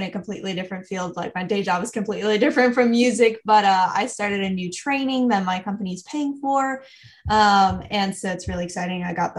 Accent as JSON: {"language": "English", "area": "South Shore of Montreal", "region": "Quebec", "country": "Canada", "tie": "born or raised there", "said": "I am from Canada, for context. And I was born on the South Shore of Montreal"}